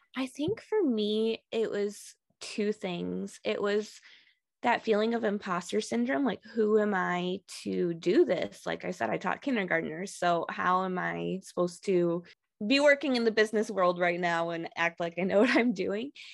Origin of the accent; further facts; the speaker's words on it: Michigan, United States; moved away as an adult; also born or lived in Texas; I'm actually originally from Michigan